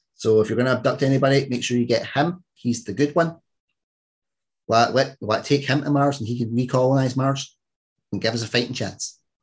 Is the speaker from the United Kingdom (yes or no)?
yes; Scotland, United Kingdom